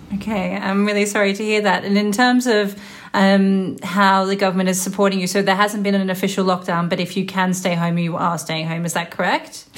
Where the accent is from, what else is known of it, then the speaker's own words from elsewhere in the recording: Melbourne, Victoria, Australia; moved away; my hometown of Melbourne, Australia